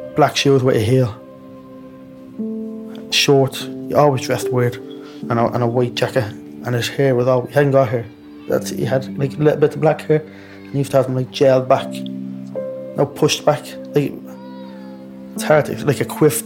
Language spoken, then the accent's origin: English; Dublin, Leinster, Ireland; also born or lived in Blanchardstown; I was from Ballymun